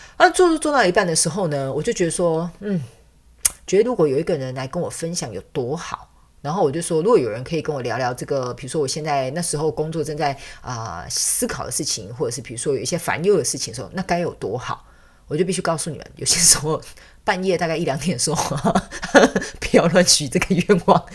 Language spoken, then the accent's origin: Chinese; southern Taiwan, Taiwan; moved away as an adult; also born or lived in Taipei, Taiwan; now in Canada; 我是南部人，我是从南部的乡下小孩，我就直接去，呃，台湾的所谓的所， 大都市，就是首都台北嘛